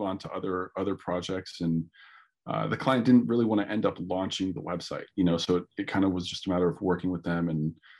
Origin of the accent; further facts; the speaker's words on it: San Rafael, California, United States; also born or lived in Oakland / Corte Madera; I'm originally from San Rafael, born in Oakland and raised in the Bay Area.